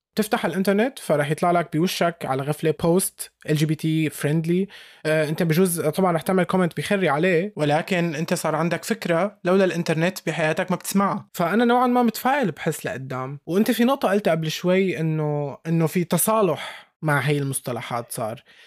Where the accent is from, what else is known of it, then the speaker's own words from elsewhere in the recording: Syria; انا سوري